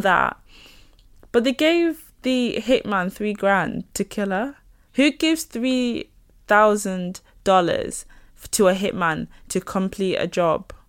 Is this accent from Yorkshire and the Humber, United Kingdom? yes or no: yes; near Leeds, Yorkshire and the Humber, United Kingdom; accent: Northern; local to where I grew up